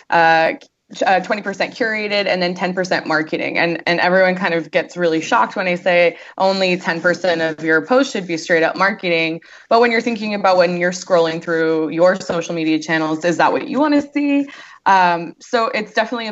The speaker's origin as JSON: {"language": "English", "region": "North Carolina", "country": "United States", "also_born_or_lived": "Los Angeles", "moved": "as an adult", "said": "I'm from North Carolina, and after moving to LA for 10 years"}